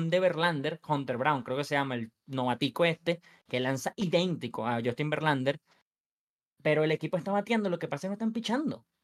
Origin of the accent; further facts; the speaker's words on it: Venezuela; yo soy venezolano